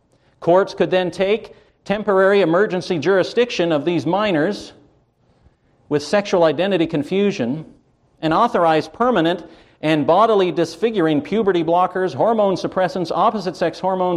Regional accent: Canada; born there; You see, I was born in Canada. And in Canada, the Queen was head of state.

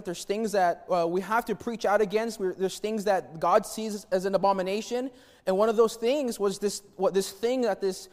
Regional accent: Albuquerque, New Mexico, United States; I grew up in New Mexico in Albuquerque in a place called the War Zone.

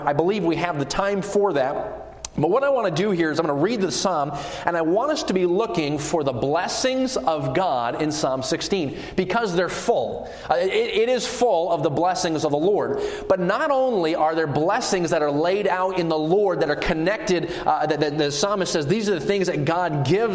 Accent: New England, Maine, United States; moved away as an adult; I was born in the state of Maine, so New England is my home. That's where I hail from

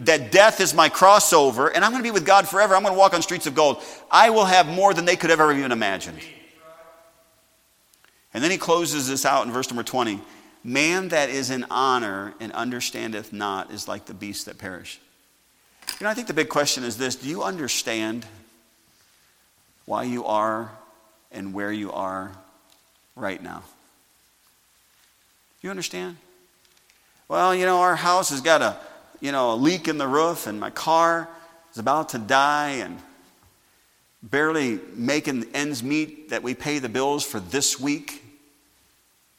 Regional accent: Sauk Village, Illinois, United States; growing up in Sauk Village

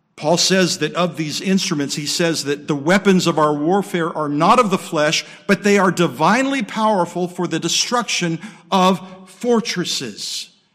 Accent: Southern California, United States; moved away; also born or lived in Okinawa, Japan / Midwest, United States; I grew up in Southern California, earthquake country, um, lived in Okinawa.

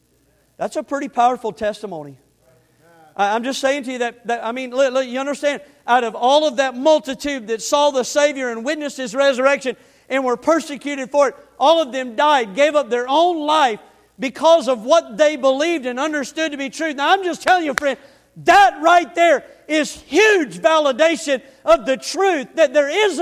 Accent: the Panhandle of Florida, United States; the little town I grew up in the Panhandle of Florida

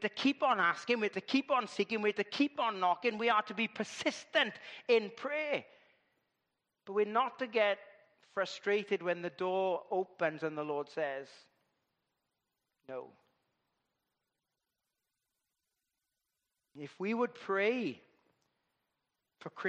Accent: Llandudwardre, Wales, United Kingdom; I come from Llandudwardre

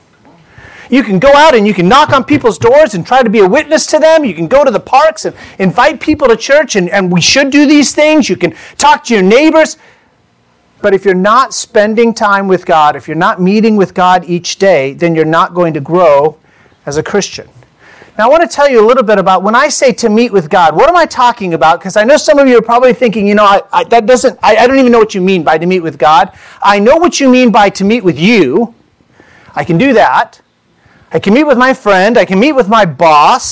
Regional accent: California, United States; also born or lived in Indiana; we're from California

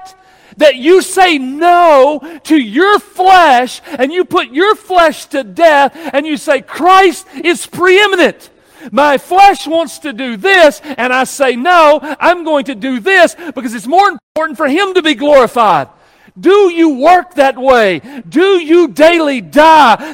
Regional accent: United States; we're American.

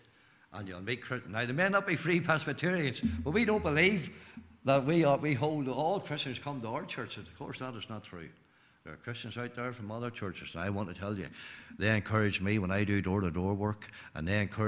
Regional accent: Glenanne, Northern Ireland, United Kingdom; I'm from Glen Ann, not far from Newtown Hamilton

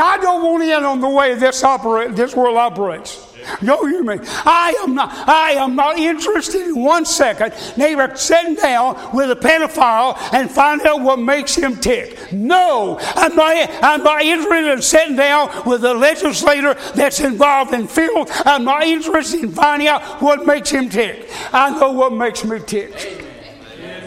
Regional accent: United States; I'm an American

